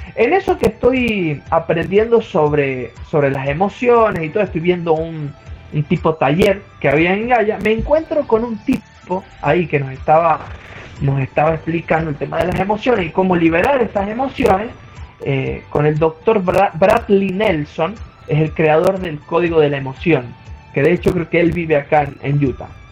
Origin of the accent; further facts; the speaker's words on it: San Juan, Argentina; soy oriundo de San Juan, Argentina